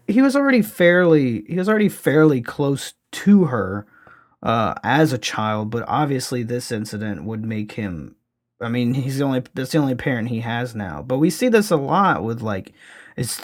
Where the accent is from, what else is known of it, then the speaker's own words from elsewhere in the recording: Louisiana, United States; my home state, actually, of Louisiana